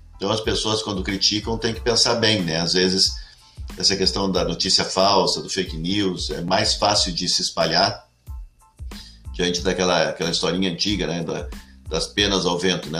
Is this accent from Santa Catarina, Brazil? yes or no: no; Cachoeirinha, Rio Grande do Sul, Brazil; also born or lived in Gravataí; eu sou natural de Cachoeirinha mesmo, uma cidadezinha que uma cidade ao lado de Porto Alegre, né? Foi emancipada de Gravataí